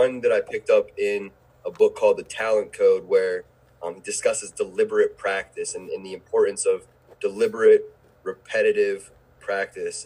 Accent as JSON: {"language": "English", "town": "Pittsburgh", "region": "Pennsylvania", "country": "United States", "moved": "as an adult", "lives_now": "Brevard County, United States", "said": "I'm an educator from Pittsburgh, Pennsylvania, that has found his place educating at Heritage High School in Brevard Public Schools"}